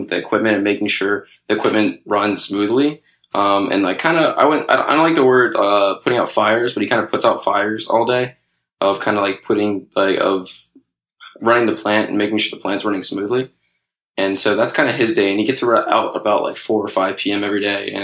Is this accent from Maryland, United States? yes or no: yes; Pikesville, Maryland, United States; moved away as an adult; now in Los Angeles, United States; I'm in LA right now, but actually I'm originally from Pikesville, Maryland